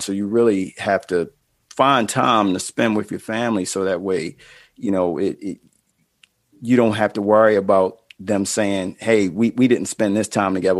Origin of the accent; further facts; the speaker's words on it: Baltimore, Maryland, United States; I'm from Baltimore